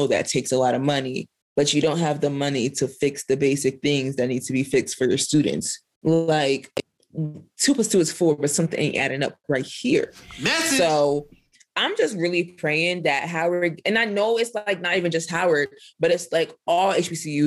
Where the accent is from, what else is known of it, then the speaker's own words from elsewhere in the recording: Nigeria; I'm Nigerian